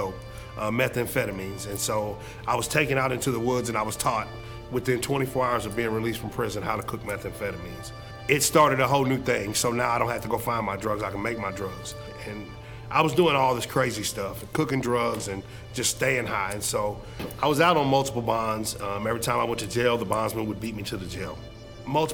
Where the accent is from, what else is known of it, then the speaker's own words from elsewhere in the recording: Springfield, Missouri, United States; I grew up in North Springfield